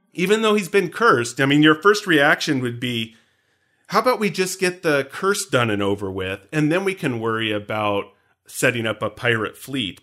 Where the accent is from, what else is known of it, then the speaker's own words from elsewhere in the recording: United States; as an American